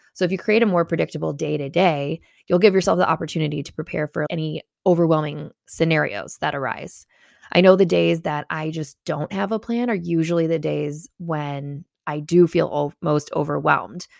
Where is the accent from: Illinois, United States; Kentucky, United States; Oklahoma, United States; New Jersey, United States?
Illinois, United States; Chicago; as a Chicagoan